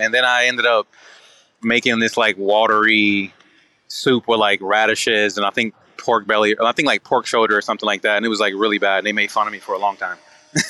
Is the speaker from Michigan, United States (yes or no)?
yes; Detroit, Michigan, United States; Yeah, they were rough, man. They were, you know, like, you know, I'm from Detroit.